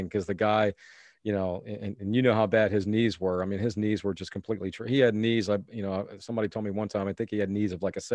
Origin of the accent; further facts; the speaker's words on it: Decatur, Illinois, United States; moved away as an adult; also born or lived in Georgia; WAND there in my hometown, Decatur, Illinois